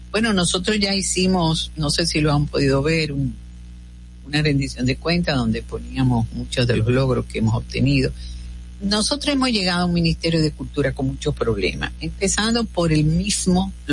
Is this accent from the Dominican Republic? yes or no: yes; Dominican Republic; Nosotros, eso es lo que somos, los dominicanos.